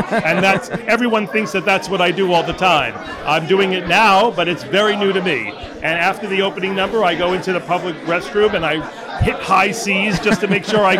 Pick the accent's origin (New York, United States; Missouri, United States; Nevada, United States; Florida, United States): New York, United States; New York City; I grew up in Queens